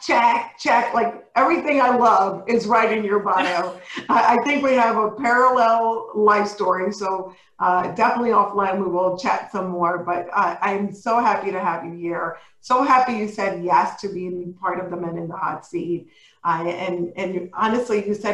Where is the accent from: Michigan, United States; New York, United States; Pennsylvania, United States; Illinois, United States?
New York, United States; New York City; I was not born, but raised in the Bronx